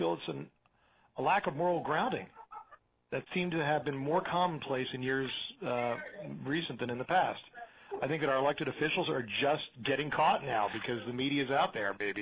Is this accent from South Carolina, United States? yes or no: no; Princeton, New Jersey, United States; moved away as an adult; now in Arizona, United States; I was raised in New Jersey, liberal town of Princeton, New Jersey